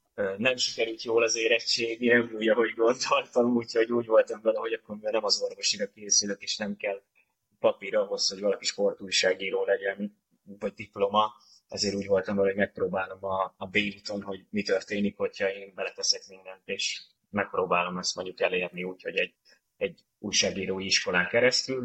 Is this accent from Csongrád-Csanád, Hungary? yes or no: no; Budapest, Hungary; a tizenötödik kerülethez, ahol felnőttem